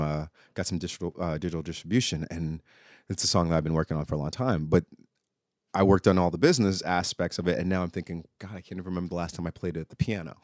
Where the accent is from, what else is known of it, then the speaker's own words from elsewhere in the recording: New York City, New York, United States; moved away as an adult; now in Oklahoma, United States; I grew up in New York City and didn't move mm-hmm. to mm. Oklahoma till maybe 19 years ago.